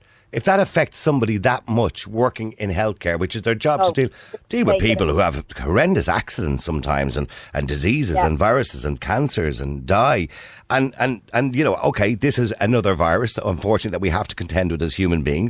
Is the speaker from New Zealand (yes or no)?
no; Ireland; As Irish people